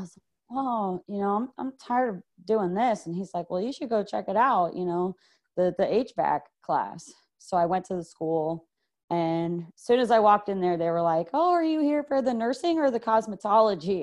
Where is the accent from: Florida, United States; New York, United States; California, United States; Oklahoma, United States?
Florida, United States; Clearwater; I am from Clearwater, Florida